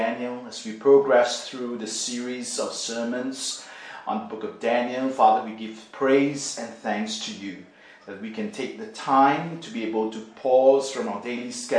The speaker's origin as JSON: {"language": "English", "country": "Singapore", "tie": "born or raised there", "said": "When I was growing up in Singapore, my dad was working at a pet shop"}